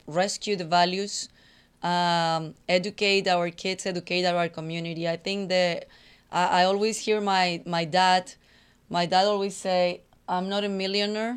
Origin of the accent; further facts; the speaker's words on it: Colombia; English is a second language; also born or lived in Texas; now in Houston, United States; I come from Colombia in a very conservative family, a very strict family